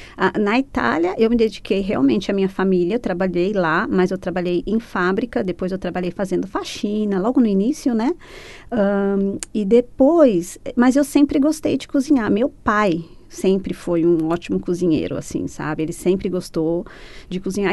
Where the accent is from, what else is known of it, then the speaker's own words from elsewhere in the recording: São Caetano do Sul, São Paulo, Brazil; moved away as an adult; also born or lived in Italy; now in Christchurch, New Zealand; eu sou de São Caetano do Sul, São Paulo